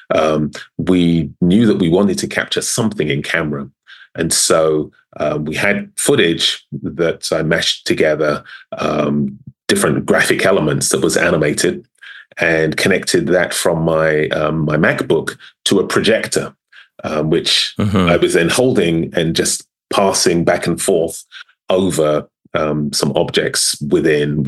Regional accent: London, United Kingdom; moved away; born and raised in London, South London

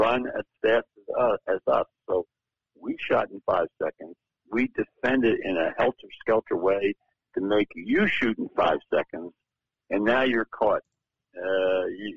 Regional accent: Philadelphia, Pennsylvania, United States; moved away; also born or lived in Eugene, Oregon; my hometown of Philadelphia

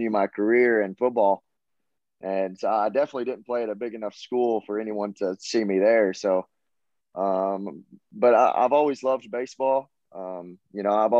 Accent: Lexington, Tennessee, United States; accent: Southern; moved away as an adult; now in Knoxville, United States; I come from a small town in Lexington, Tennessee

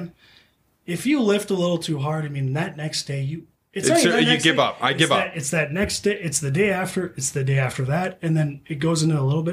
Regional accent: East Grand Forks, Minnesota, United States; I'm East Grand Forks.

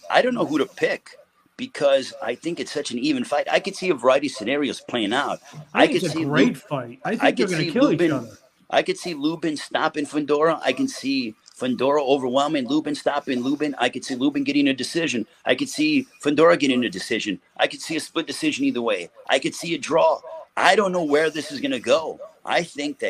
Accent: United States; the U.S. because, you know, that's my home country.

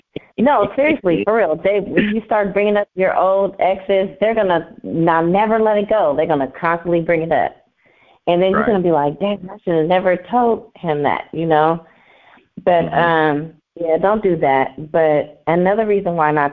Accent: Oakland, California, United States; I am from Deep East Oakland

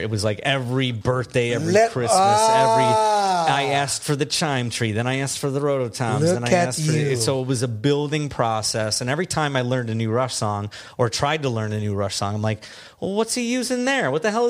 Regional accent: Midwest, United States; accent: Midwestern; Did my Midwestern accent come out?

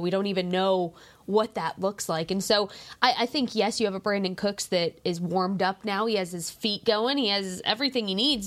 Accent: New Mexico, United States; moved away as an adult; now in Texas, United States; I'm from New Mexico.

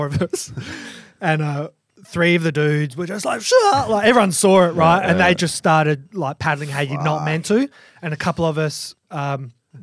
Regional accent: Perth, Western Australia, Australia; also born or lived in Margaret River; I'm from Perth, but I lived in Marks for a few years.

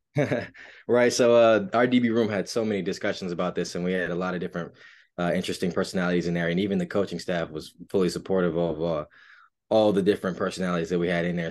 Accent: Raleigh, North Carolina, United States; I'm from Raleigh, North Carolina, born and raised

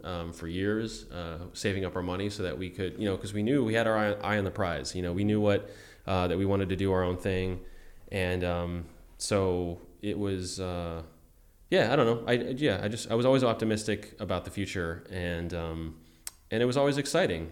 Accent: Buffalo, New York, United States; I'm from Buffalo

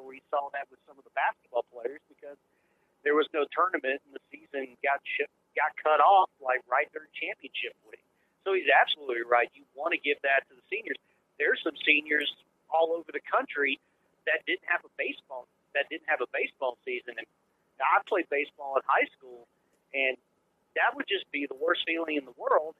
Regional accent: Huntsville, Alabama, United States; the Rocket City Trash Pandas here in my hometown.

